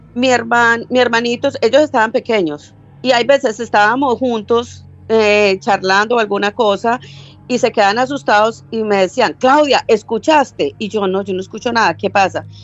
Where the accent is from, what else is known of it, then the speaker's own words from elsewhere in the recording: Medellín, Antioquia, Colombia; now in Florida, United States; yo nací en Medellín